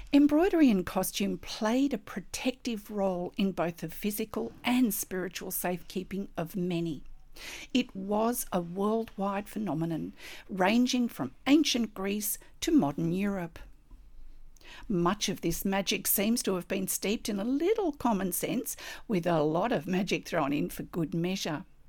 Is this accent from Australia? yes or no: yes; Australia; I'm an Australian textile artist